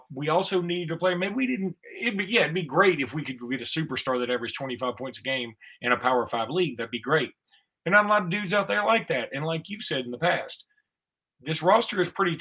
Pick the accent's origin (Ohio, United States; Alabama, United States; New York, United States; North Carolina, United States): Alabama, United States; Alexander City; When I was young and I grew up in Ellic City on Lake Martin